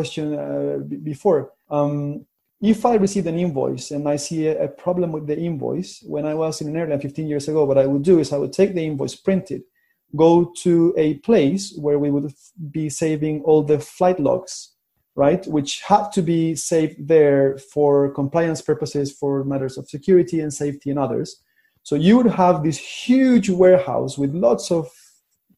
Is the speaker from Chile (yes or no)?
yes; Chile; moved away; I'm from Chile, which is like in the bottom of Latin America